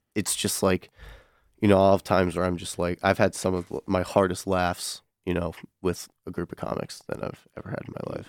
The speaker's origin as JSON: {"language": "English", "region": "Connecticut", "country": "United States", "moved": "yes", "lives_now": "Michigan, United States", "said": "I'm originally from Connecticut"}